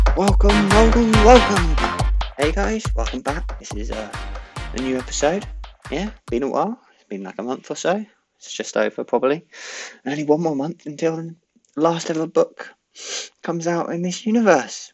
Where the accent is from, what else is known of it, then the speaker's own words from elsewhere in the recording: Swindon, South West England, United Kingdom; good old Swindon. That's my, I suppose, my hometown.